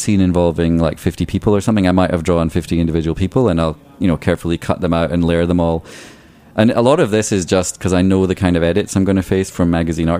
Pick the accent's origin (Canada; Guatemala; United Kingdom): United Kingdom; Scotland; born or raised there; now in New York City, United States